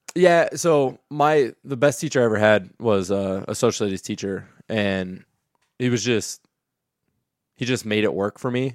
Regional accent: Kenton, Ohio, United States; moved away as an adult; also born or lived in Bowling Green, Ohio; now in Perrysburg, United States; I'm from Kenton, Ohio

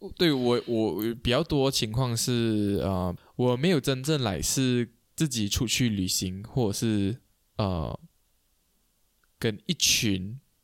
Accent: Kuching, Sarawak, Malaysia; 我们是古晋长大的，古晋人有个困扰，就是我啦，身为古晋人

